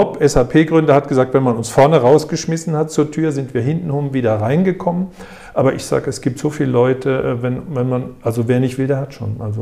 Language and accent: German; Frankfurt, Hesse, Germany; also born or lived in Waldorf; Erst Frankfurt, ich bin geborener ah, ja, Frankfurter. Wir wohnten Tiergarten 52 gegenüber vom Elefantenhaus.